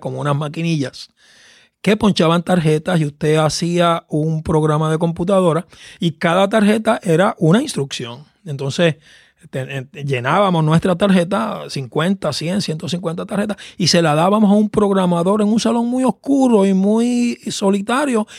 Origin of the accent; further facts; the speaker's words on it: Caguas, Puerto Rico; yo soy del país de Caguas, un valle al centro de la isla, eh, donde me crié y conocí el Evangelio